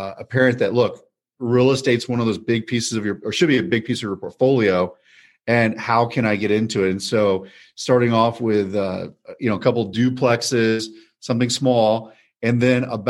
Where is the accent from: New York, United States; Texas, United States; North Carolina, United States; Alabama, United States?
Texas, United States; College Station; now in Dallas, United States; I come from College Station, Texas, so it's a college town, home of Texas A&M University.